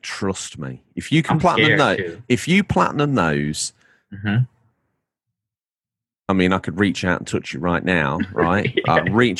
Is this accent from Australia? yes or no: no; England, United Kingdom; now in New York, United States; You can hear it in my accent when I talk. I'm an Englishman in New York.